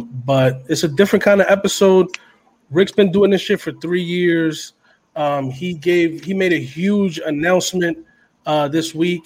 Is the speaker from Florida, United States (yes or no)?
no; New York City, New York, United States; we're from Uptown, and for us, Uptown is not just Washington Heights, it's Harlem